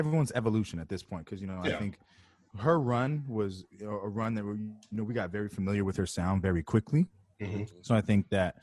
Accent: California, United States; I'm from California too

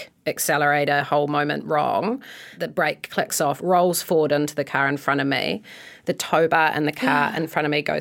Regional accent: Akaroa, Canterbury, New Zealand; also born or lived in Christchurch; I grew up in Akaroa and then got sent to school over in Christchurch

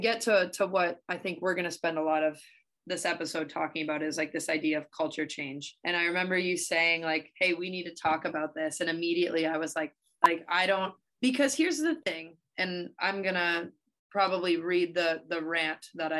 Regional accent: Windsor, Ontario, Canada; when I was growing up in Windsor

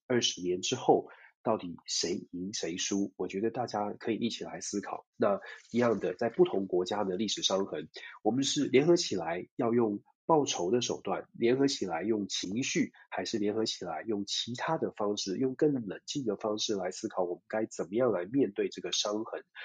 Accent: Taiwan; 作为台湾人

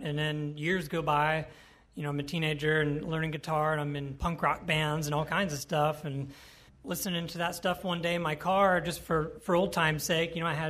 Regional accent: Yellow Springs, Ohio, United States; Yellow Springs, Ohio, and Enon, Ohio. We'll just say Yellow Springs, Ohio. That's pretty much my home area, my hometown.

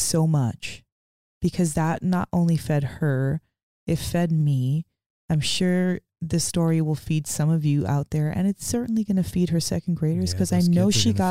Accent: Portland, Oregon, United States; I'm from Portland.

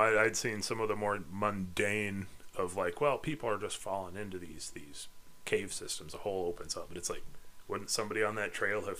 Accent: Midwest, United States; But I'm from the Midwest

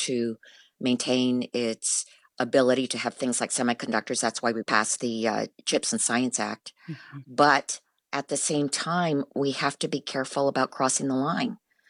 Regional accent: United States; born in America.

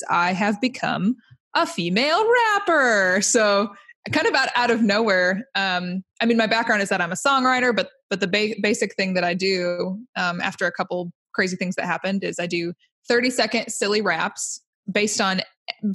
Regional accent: Indiana, United States; I'm from Indiana

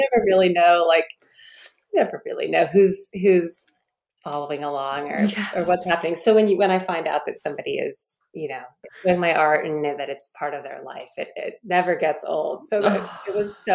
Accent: Leesburg, Virginia, United States; I grew up in Leesburg, Virginia. I'm a Virginia girl through and through

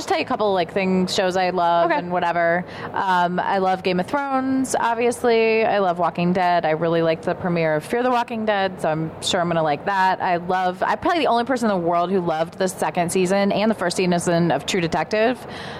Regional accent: Ohio, United States; moved away; I grew up in Ohio

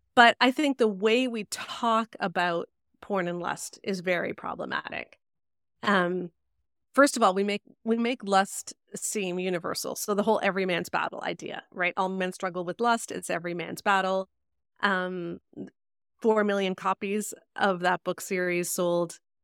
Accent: Canada; I'm Canadian.

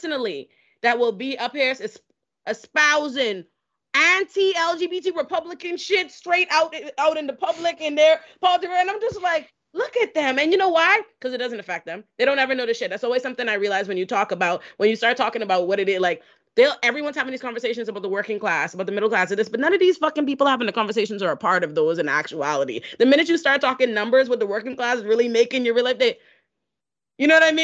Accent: Bahamas; also born or lived in Boca Raton, Florida; now in United States; I was raised in the Bahamas

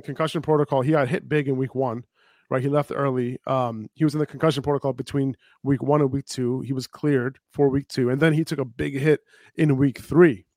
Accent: New York City, New York, United States; now in New Jersey, United States; I'm from I'm from New York City

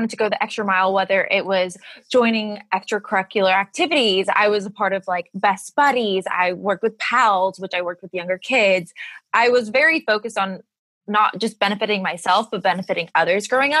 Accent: Texas, United States; I am born and I've lived here my whole life. I actually spend my summers in California because my mom is from California, but I am a Texan at heart

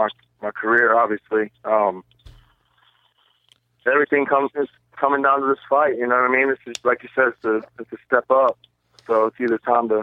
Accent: Mississippi, United States; we come from Mississippi

